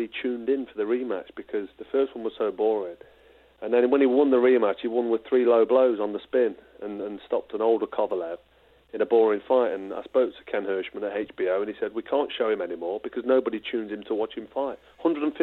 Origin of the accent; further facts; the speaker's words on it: Nottingham, East Midlands, United Kingdom; my hometown in Nottingham